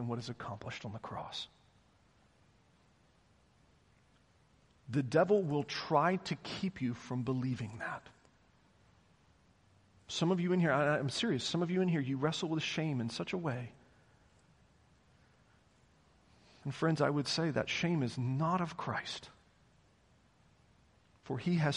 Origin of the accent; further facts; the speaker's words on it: the South, United States; I was raised in the South.